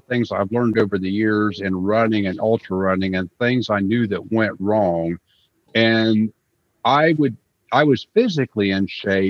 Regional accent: Scioto County, Ohio, United States; moved away; I grew up in Soda County.

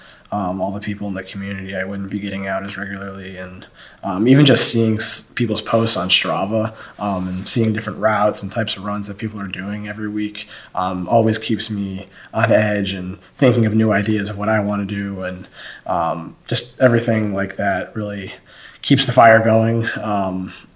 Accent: Northeast Ohio, United States; now in Athens, United States; growing up in Northeast Ohio

